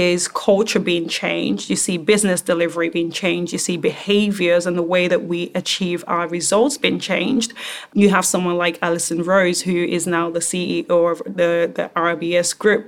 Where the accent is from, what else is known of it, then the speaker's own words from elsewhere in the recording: Nigeria; I am African, right? I'm Nigerian